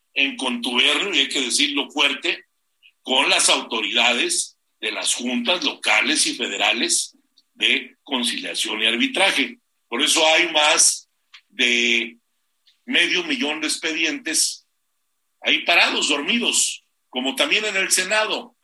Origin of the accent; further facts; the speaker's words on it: Mexico; nuestro país